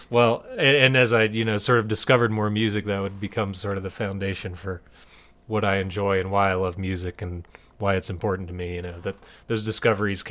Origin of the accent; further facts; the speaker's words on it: Greensboro, North Carolina, United States; growing up in Greensboro, you know, there's a huge metal scene